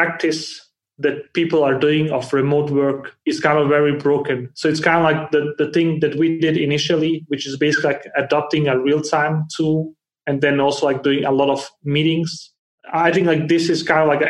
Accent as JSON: {"language": "English", "country": "Denmark", "tie": "born or raised there", "also_born_or_lived": "Bosnia", "moved": "yes", "said": "I was born in Bosnia and grew up in Denmark, and I have lived around the world since."}